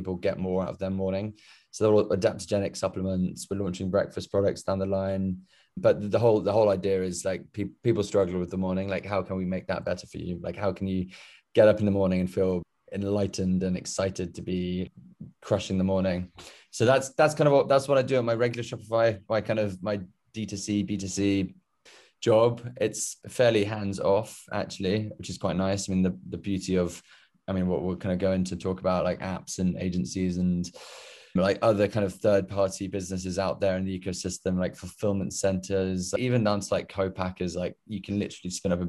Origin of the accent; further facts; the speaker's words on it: United Kingdom; moved away as an adult; now in New York, United States; I'm British, as you could probably tell.